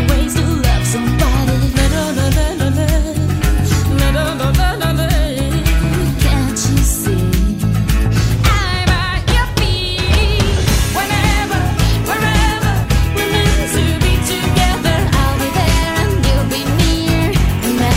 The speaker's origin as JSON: {"language": "English", "town": "Slough", "region": "South East England", "country": "United Kingdom", "tie": "born or raised there", "said": "I grew up in Slough"}